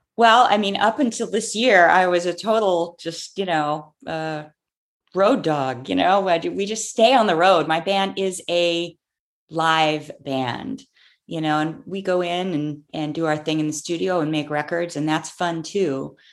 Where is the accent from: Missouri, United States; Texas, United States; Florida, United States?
Florida, United States; Clearwater; born or raised there